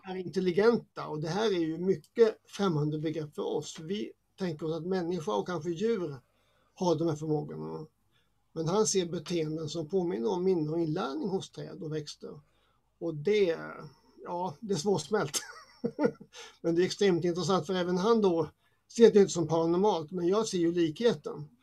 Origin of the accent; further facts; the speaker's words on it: Småland, Sweden; jag är uppväxt i Småland som har mycket mm. träd